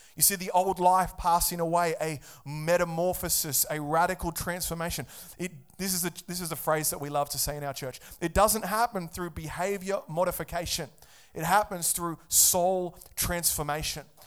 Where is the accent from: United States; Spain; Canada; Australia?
Australia; I'm an Aussie, and in Australia, we're founded on Christian values